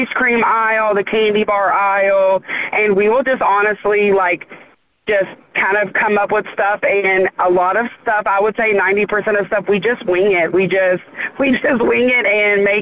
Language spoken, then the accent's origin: English; Charlestown, United States; we're from Charlestown